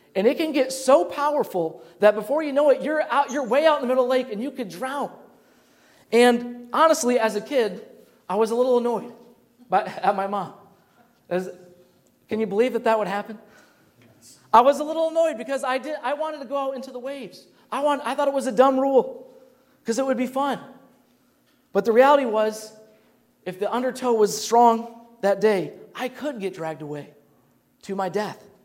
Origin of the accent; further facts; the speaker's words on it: Grand Rapids, Michigan, United States; growing up in Grand Rapids, Michigan